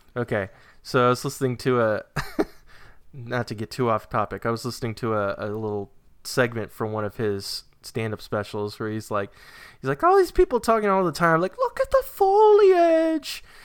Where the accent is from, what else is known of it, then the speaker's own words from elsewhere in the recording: New Hampshire, United States; now in Virginia, United States; I grew up in New Hampshire